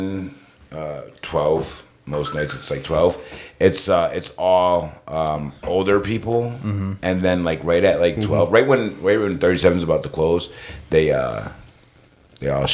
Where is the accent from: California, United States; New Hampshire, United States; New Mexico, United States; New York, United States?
New York, United States; Poughkeepsie; moved away; also born or lived in Plattsburgh, New York; I'm originally from Poughkeepsie, New York